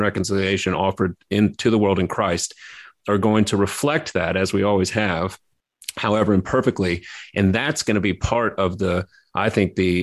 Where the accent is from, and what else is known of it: Baton Rouge, Louisiana, United States; born or raised there